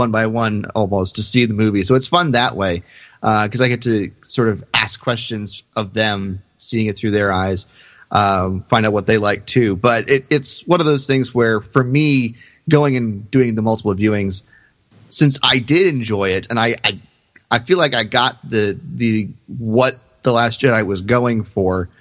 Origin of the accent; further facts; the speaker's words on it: Texas, United States; I'm from Texas